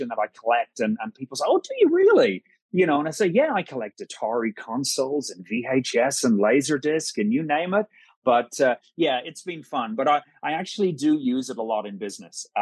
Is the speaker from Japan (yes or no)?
no; Ireland; being Irish